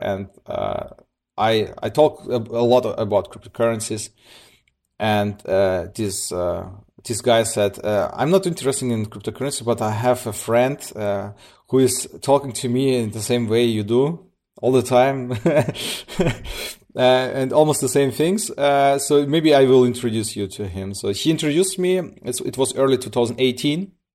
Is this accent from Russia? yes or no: yes; Siberia, Russia; now in Germany; I'm coming from Germany. Uh, originally born in, in, in, in Russia, uh, in Siberia. Moved, uh, with my parents, uh, nineteen ninety-nine to Germany. I'm here, like, for twenty years